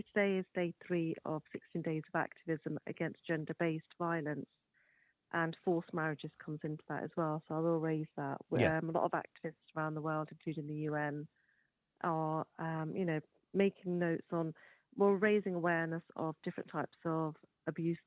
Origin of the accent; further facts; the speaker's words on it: United Kingdom; I'm born and raised in the United Kingdom